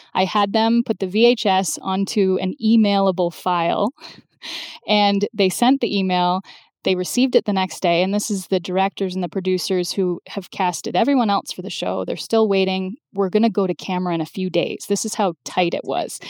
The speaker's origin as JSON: {"language": "English", "town": "London", "region": "Ontario", "country": "Canada", "tie": "born or raised there", "moved": "yes", "said": "went from Ottawa back to my hometown of London"}